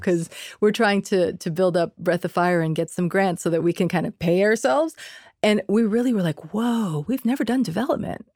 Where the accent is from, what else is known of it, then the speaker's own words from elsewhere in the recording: Bay Area, California, United States; first language Spanish; English is a second language; growing up in the Bay Area